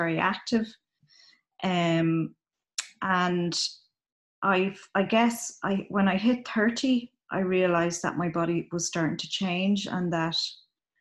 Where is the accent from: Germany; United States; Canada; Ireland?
Ireland; I'm from Ireland. My mother's from Belize in Central America, but I was brought up in Ireland